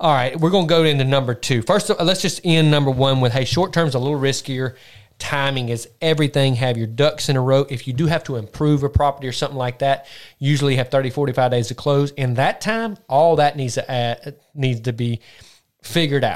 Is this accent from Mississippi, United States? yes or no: yes; Mississippi, United States; we're from Mississippi